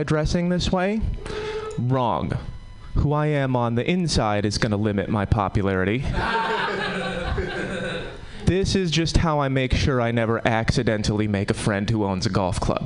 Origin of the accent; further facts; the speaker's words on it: Connecticut, United States; now in Oakland, United States; I'm from Connecticut. We have different problems in Connecticut